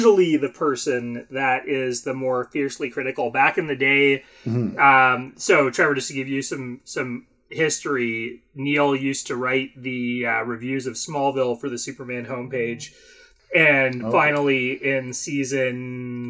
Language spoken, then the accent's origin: English; Canada; I'm Canadian.